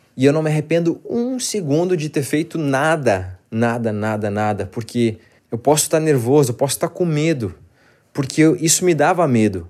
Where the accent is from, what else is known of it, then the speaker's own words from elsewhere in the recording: Porto Alegre, Rio Grande do Sul, Brazil; moved away as an adult; now in São Paulo, Brazil; eu sou gaúcho, eu sou de Porto Alegre. Tudo isso eu vivi em Porto Alegre. Quando eu vim para São Paulo, isso foi em 2011